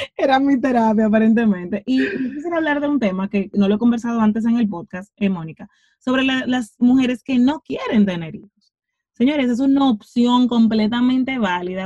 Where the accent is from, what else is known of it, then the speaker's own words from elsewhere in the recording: Santo Domingo, Distrito Nacional, Dominican Republic; crecí en Cristo Rey, crecí en un barrio de mi país.